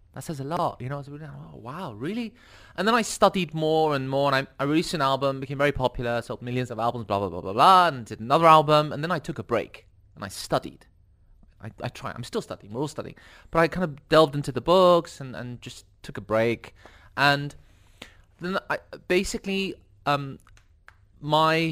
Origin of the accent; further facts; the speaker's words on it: London, United Kingdom; I grew up in London, in a place called Ealing, very multicultural